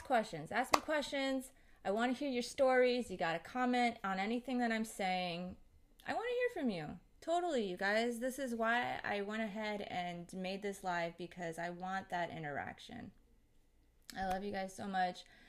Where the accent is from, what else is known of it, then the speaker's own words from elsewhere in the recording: United States; I grew up here in America